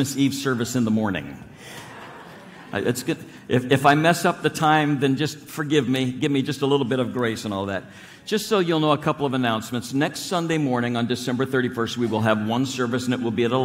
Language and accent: English; Nebraska, United States; moved away; also born or lived in Long Island; I grew up in Nebraska. I'm a farm boy